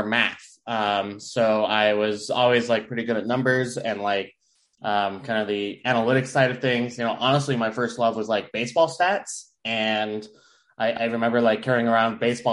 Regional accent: Riverton, Utah, United States; also born or lived in Murray, Utah; I grew up in Murray and then moved to Riverton when I was about 10.

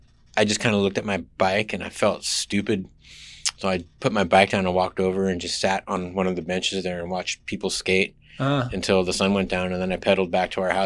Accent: San Jose, California, United States; also born or lived in Mountain View / Tahoe City, California / San Francisco; now in Oakland, United States; I was born in Mountain View, but raised in the South Bay, Campbell, San Jose, Los Gatos, Saratoga, kind of all over.

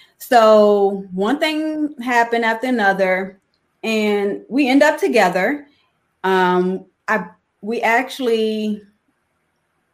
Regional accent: New Orleans, Louisiana, United States; now in Chicago, United States; I'm from New Orleans and both of my parents were drug addicted

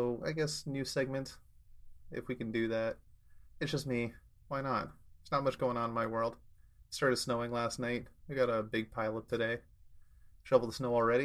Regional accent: Canada; me being the Canadian resident

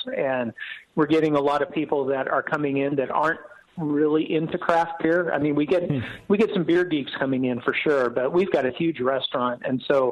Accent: Walnut Creek, California, United States; moved away as an adult; also born or lived in San Diego; now in Atlanta, United States; I'm actually a Bay Area guy. I grew up in Walnut Creek

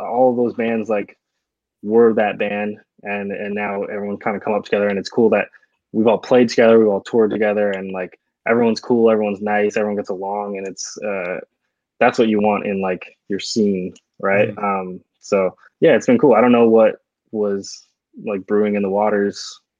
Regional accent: Toronto, Ontario, Canada; not everyone is from downtown Toronto, yeah. but you know, we say we're from Toronto.

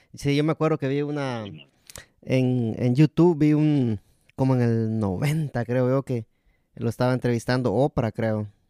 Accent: Guatemala; yo soy de Guatemala también.

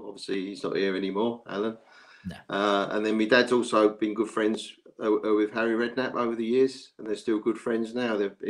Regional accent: Romford, London, United Kingdom; Because where I used to live, I was born in Romford, brought up in Romford.

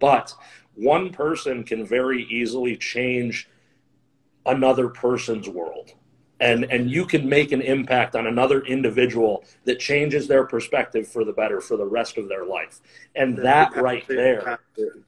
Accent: Flint, Michigan, United States; moved away as an adult; also born or lived in Ohio; I grew up in Flint

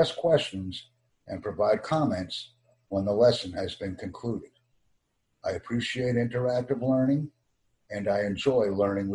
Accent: United States; I have an extensive background in American English listening, speaking, reading, and writing skills because I am an American

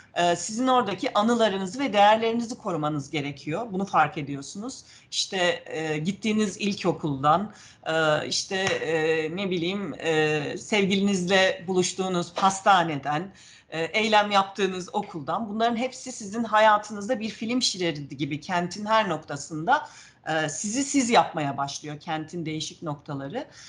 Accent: Ankara, Turkey; also born or lived in Manisa; 3 yaşında Ankara'ya gelmişiz. Ankara'da büyüdüm ben

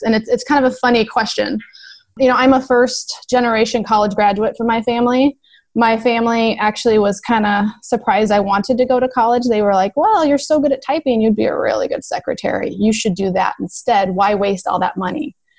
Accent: Nebraska, United States; I'm a nurse from Nebraska.

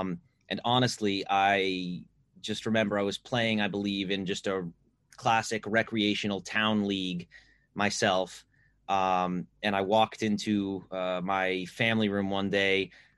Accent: Northeast, United States; I'm from the Northeast in the U.S.

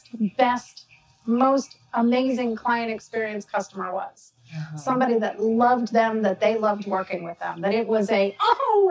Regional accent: Georgia, United States; I'm from Georgia

